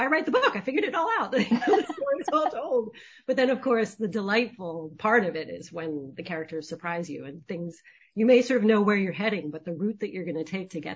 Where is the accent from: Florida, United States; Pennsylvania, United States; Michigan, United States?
Pennsylvania, United States; Lewisburg; my own hometown of Lewisburg, Pennsylvania